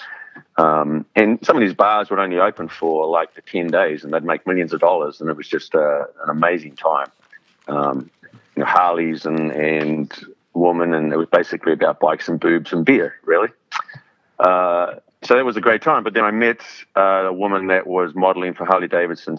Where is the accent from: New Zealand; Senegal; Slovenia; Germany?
New Zealand; moved away as an adult; also born or lived in London; I grew up in New Zealand, which is a long way from anywhere